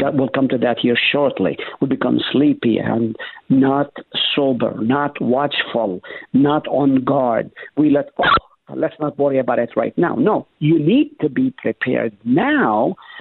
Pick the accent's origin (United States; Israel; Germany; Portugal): Israel; moved away; When I was growing up in Israel, I was a rascal